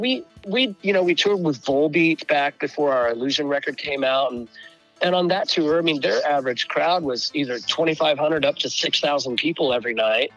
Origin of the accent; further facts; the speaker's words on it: Northwest Arkansas, United States; now in Des Moines, United States; Northwest Arkansas